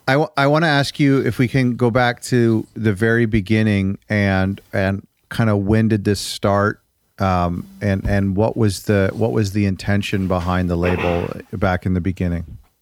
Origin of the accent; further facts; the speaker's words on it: Toronto, Ontario, Canada; I'm from the G T A, the Toronto area